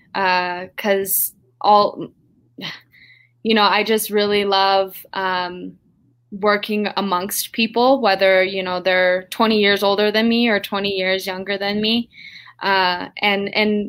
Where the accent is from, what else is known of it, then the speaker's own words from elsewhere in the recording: Taos Pueblo, New Mexico, United States; I'm coming from Taos Pueblo, New Mexico, the farthest northern tribe here in New Mexico.